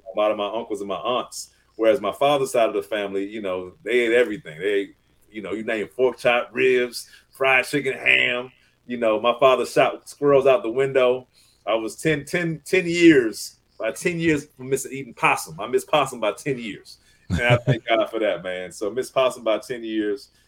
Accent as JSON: {"language": "English", "region": "Southern Maryland", "country": "United States", "tie": "born or raised there", "said": "I grew up in Southern Maryland, uh, which mm-hmm. is about 45 minutes to an hour outside of Washington D.C um, kind of a country town."}